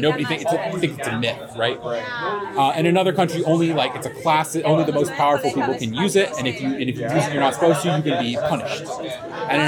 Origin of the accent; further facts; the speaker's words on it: Sacramento, California, United States; moved away as an adult; now in Bay Area, United States; I'm from Sacramento. I live in the Bay Area, and I drove up for this, but I grew up here.